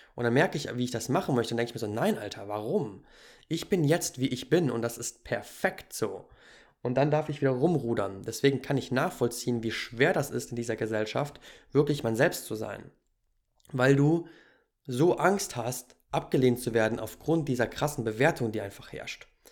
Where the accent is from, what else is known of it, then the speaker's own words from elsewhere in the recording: Germany; moved away as an adult; ich bin ja auch in Deutschland groß geworden.